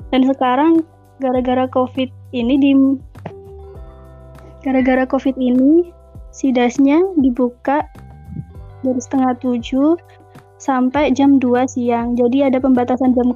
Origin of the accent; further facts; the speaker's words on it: Lumajang, East Java, Indonesia; Saya dari Lumajang.